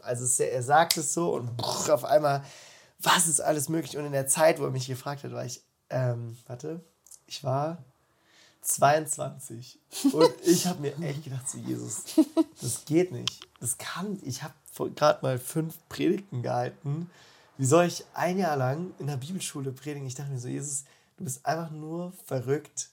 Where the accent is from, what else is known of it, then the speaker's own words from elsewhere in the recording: Freiburg, Baden-Württemberg, Germany; now in Füssen, Germany; Ich komme aus Freiburg, bin 29 Jahre alt